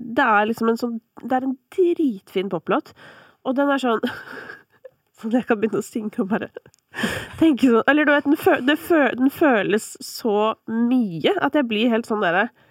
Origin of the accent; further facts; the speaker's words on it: Kolbotn, Akershus, Norway; Jeg er fra Kolbotn